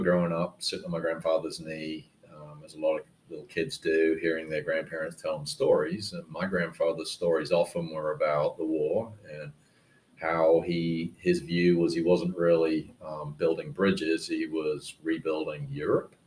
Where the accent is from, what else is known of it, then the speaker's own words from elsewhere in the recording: United Kingdom; moved away; I went back to the UK and worked for a startup called the Building Modeling Company